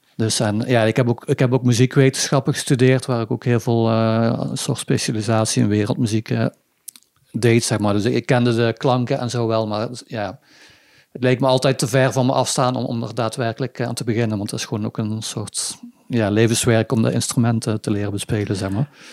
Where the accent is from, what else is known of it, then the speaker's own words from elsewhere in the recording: Budel, North Brabant, Netherlands; now in Weert, Netherlands; Ik kom oorspronkelijk uit Budel